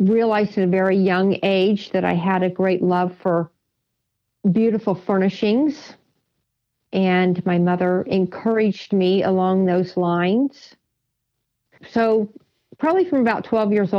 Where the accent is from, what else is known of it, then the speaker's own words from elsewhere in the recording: Noblesville, Indiana, United States; moved away as an adult; I was born and raised in Noblesville, Indiana.